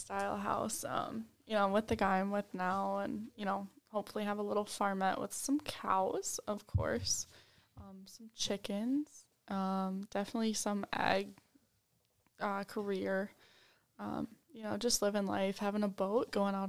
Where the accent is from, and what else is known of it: Stoughton, United States; born or raised there